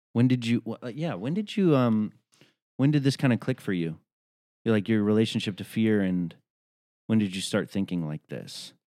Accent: Tennessee, United States; I'm from Tennessee

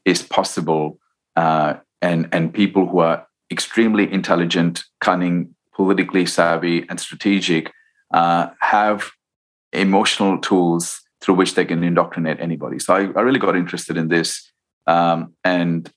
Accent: India; growing up in India

